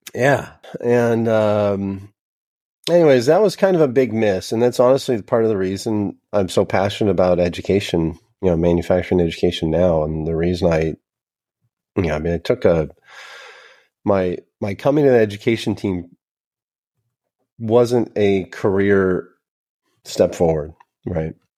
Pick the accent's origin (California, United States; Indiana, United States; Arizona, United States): California, United States; a suburb of Sacramento, Northern; I'm from Northern California, a, a suburb of Sacramento.